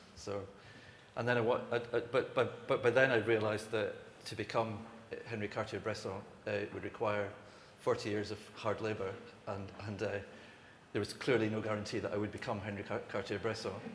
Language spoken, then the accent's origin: English; Isle of Skye, Scotland, United Kingdom; moved away as an adult; also born or lived in Glasgow / Los Angeles; I'm from Sky